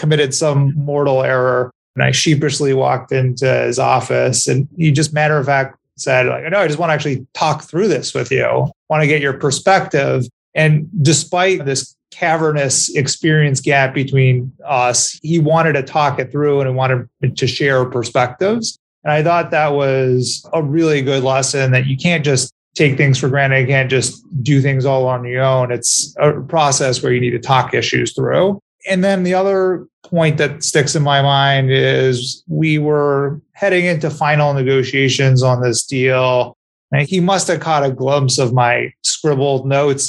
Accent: Montreal, Quebec, Canada; moved away as an adult; also born or lived in Ann Arbor, Michigan / Chicago / New York; I grew up in Montreal and I stayed through university there

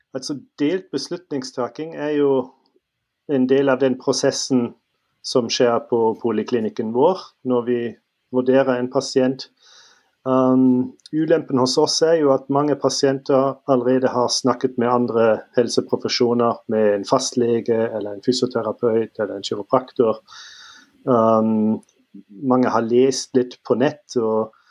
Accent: Northern Germany, Germany; Norwegian is a second language; moved away as an adult; also born or lived in Trondheim, Norway; now in Stavanger, Norway; jeg er født og oppvokst i Tyskland, Nord-Tyskland, og um, kom til Norge for uh, vel ti år siden.

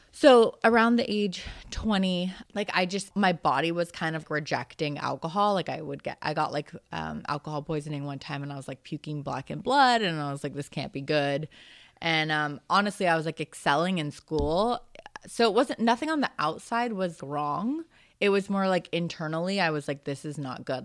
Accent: Marin, California, United States; moved away as an adult; I wanted to get out of Marin

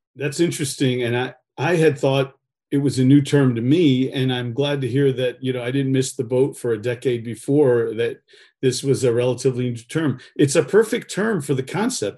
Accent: Northeast, United States; now in California, United States; I'm here in California. I grew up in the Northeast.

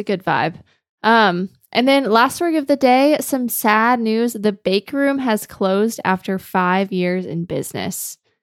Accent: Georgia, United States; now in Greenville, United States; I grew up in Georgia

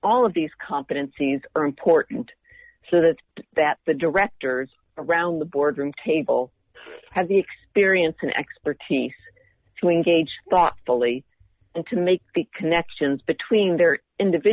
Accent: Indiana, United States; moved away; growing up in Indiana

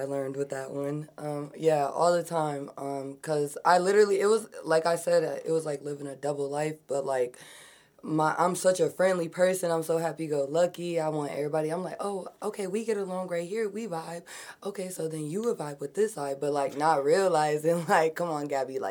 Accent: Eagan, Minnesota, United States; also born or lived in Burnsville, Minnesota; I mainly grew up like in the suburbs. I would say like Burnsville, Eagan

